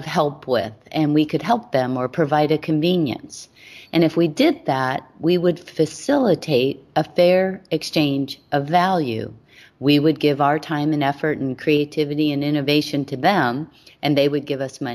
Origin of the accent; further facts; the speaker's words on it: Hawaii, United States; I was born and raised in Hawaii